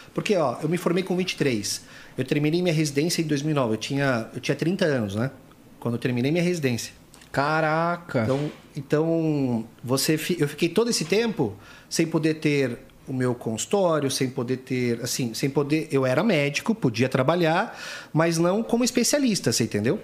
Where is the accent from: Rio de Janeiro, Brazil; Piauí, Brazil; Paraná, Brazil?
Paraná, Brazil; Foz do Iguaçu; moved away; also born or lived in São Paulo; eu sou nascido em São Paulo, mas eu fui com um ano de idade para Foz, então eu me considero um paranaense